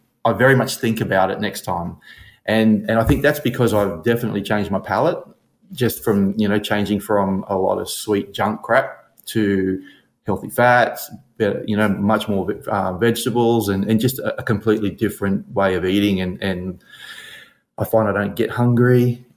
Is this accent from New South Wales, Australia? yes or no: no; Brisbane, Queensland, Australia; I am from Brisbane, Australia. 51 years of age